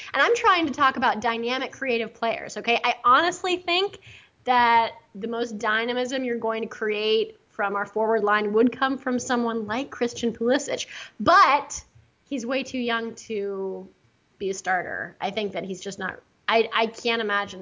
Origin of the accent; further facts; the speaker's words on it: the Bay Area, California, United States; I'm from the Bay Area, okay? Hello. I was born and raised in the Bay Area